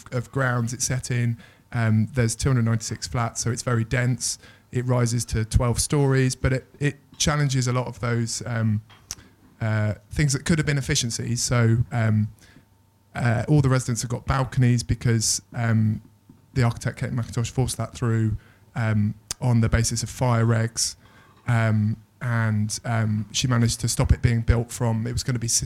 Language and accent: English; London, United Kingdom; as a Londoner